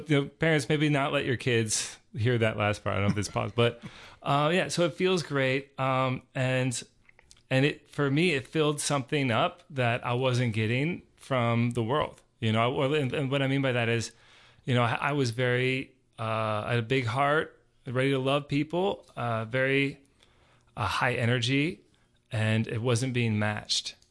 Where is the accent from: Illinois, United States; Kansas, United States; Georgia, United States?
Georgia, United States; I grew up here in Georgia